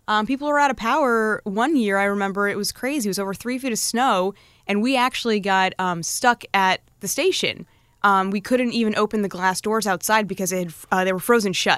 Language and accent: English; Norwalk, Connecticut, United States; moved away as an adult; now in Seattle, United States; it's a little town called Norwalk.